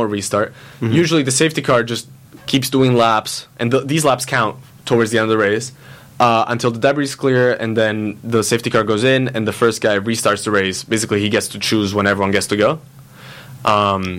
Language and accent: English; Italy; moved away; I was born in Italy. I grew up in Italy.